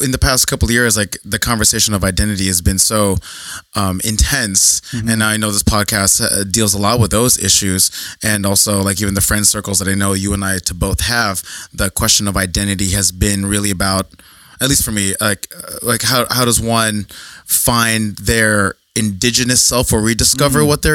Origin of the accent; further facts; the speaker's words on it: New Jersey, United States; I was born in New Jersey.